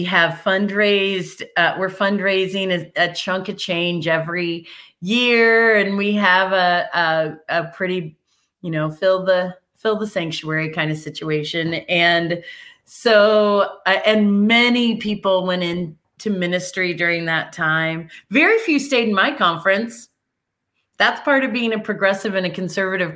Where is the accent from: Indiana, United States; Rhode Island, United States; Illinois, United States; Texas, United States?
Illinois, United States; Arcola; It was the Arcola United Methodist Church, my hometown church.